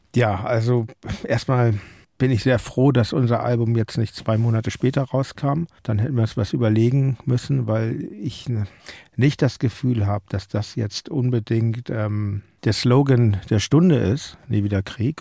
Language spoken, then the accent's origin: German; Hamburg, Germany; ich komme aus Hamburg